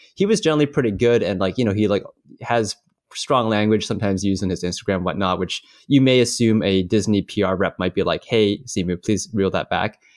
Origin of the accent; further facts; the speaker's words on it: Canada; as a Canadian